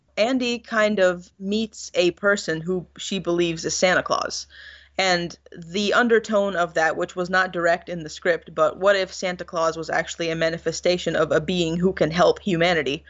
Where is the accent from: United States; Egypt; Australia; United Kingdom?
Egypt; moved away; I went back to Egypt, I not only visited my hometown and my family